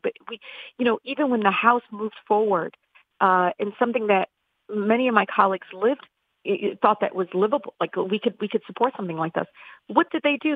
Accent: Detroit, Michigan, United States; I grew up in Southwest Detroit

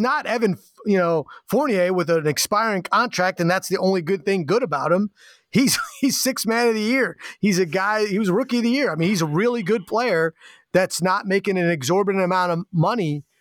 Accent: East Coast, United States; now in Portland, United States; growing up on the East Coast

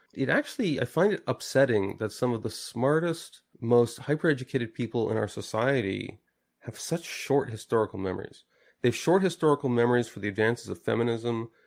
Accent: Canada; I'm a Canadian

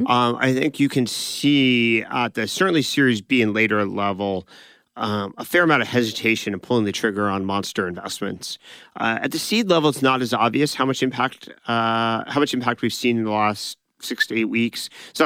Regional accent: California, United States; we grew up in Silicon Valley that went through 2000 to 2002.

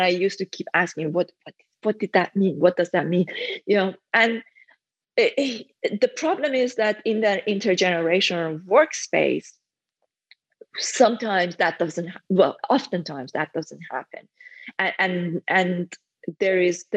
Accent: Iran; English is a second language; moved away as an adult; now in United Kingdom; I came to the UK when I was 23. So I was already an adult and I started learning English around when I was 10. By the time I was 14, I was able to read books, but I learned most of my English through reading because I lived back in Iran at that time.

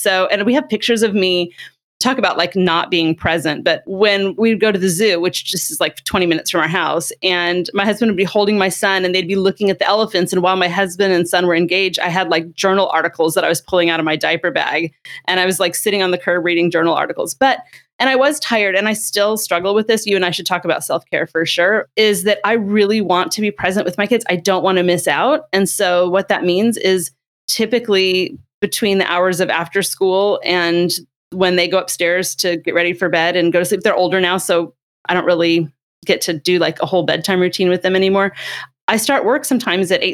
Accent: California, United States; I'm from California

